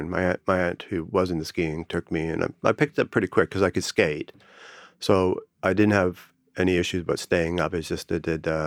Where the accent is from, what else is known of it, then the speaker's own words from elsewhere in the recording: Canada; also born or lived in -; everyone assumes because I'm Canadian, I can ski, and I can. In that, uh, where I grew up, and the various places I live in Canada, it was only an hour or two drive before you got up in the mountain you could ski.